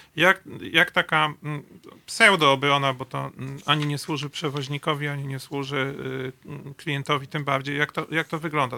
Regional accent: Masovian Voivodeship, Poland; U nas na Mazowszu

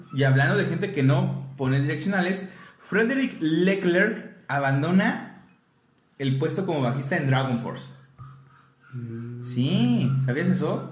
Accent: Mexico; nuestra identidad como mexicanos.

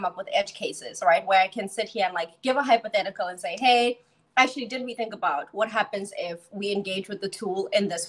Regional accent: South Africa; moved away; also born or lived in Charlotte, North Carolina; I was born and raised in South Africa.

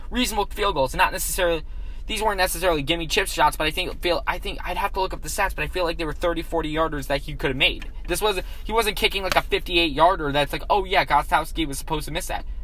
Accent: Western New York, United States; I'm from Western New York. I grew up a Bills fan.

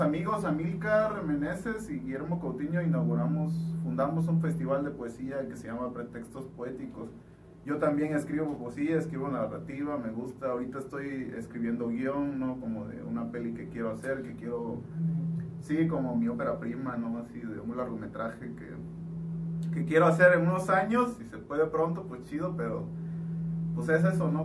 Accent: Juchitán, Oaxaca, Mexico; yo soy una persona de Wichita, nací en la cuarta

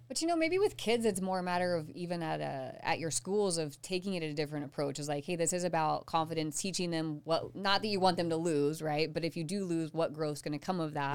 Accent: Southeastern Colorado, United States; moved away; I grew up in Colorado.

